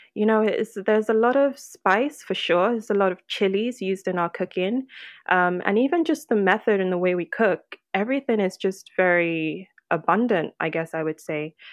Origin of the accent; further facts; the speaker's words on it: Lagos, Nigeria; now in United Kingdom; born and raised in Lagos